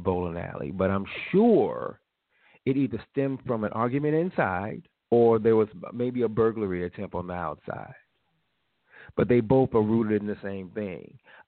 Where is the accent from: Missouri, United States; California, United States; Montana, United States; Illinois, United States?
Illinois, United States; Chicago; moved away; I was from Chicago